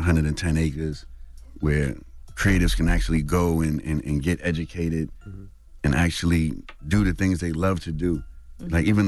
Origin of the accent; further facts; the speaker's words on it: Bronx, New York, United States; growing up in Harlem and me going from the Bronx to Harlem all the time.